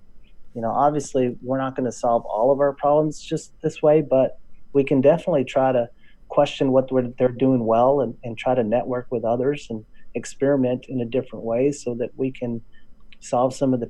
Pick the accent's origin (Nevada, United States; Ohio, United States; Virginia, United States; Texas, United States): Texas, United States; accent: Texas drawl; I went back home to my hometown in West Texas. In case you don't notice a drawl, that's